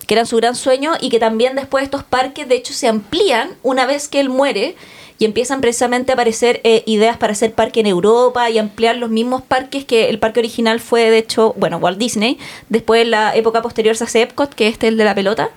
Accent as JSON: {"language": "Spanish", "country": "Chile", "said": "¿de qué país vienes? Y yo, Chile"}